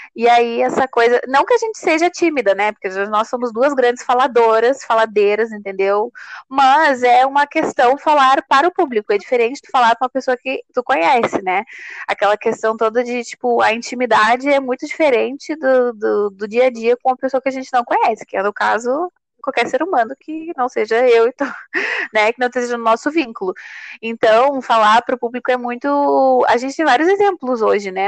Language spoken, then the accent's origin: Portuguese; Rio Grande do Sul, Brazil; eu sou natural do Rio Grande do Sul